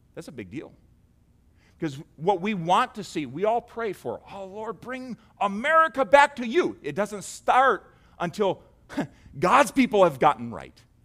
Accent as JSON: {"language": "English", "country": "United States", "said": "we have settled as, as American Christians"}